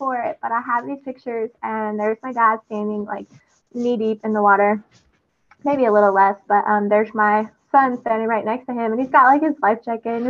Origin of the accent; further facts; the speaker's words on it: Texas, United States; I'm, like, the proudest Texan you'd ever meet.